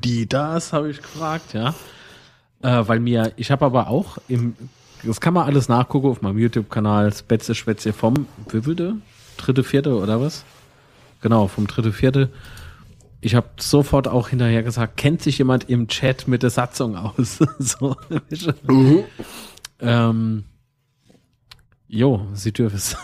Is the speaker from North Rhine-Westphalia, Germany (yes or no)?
no; Kaiserslautern, Rhineland-Palatinate, Germany; Von wo kommst du dann? Und dann sag ich, Herr Kaiserslautern